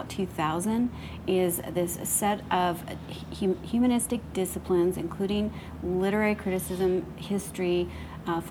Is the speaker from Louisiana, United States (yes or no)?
no; Pocatello, Idaho, United States; moved away as an adult; also born or lived in Arizona; I'm from Idaho, and so I grew up in Pocatello, Idaho